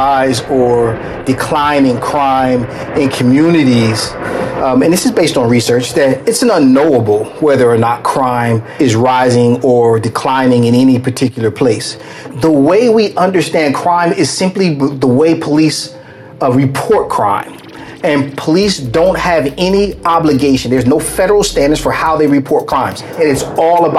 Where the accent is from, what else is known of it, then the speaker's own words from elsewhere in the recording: New Jersey, United States; now in Los Angeles, United States; I'm originally from New Jersey, but I'm a transplant to Los Angeles. I came out here in 82, so I've been here a long, long time